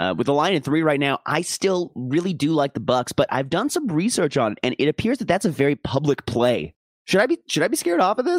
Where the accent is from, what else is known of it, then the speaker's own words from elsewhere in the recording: Minnesota, United States; I'm betting on my hometown Vikings.